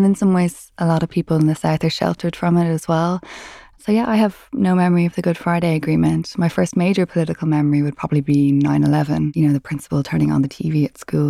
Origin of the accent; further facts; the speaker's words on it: Ireland; and I'm from Ireland. I've lived in Dublin for the last 10 years, though, and just moved to London last year.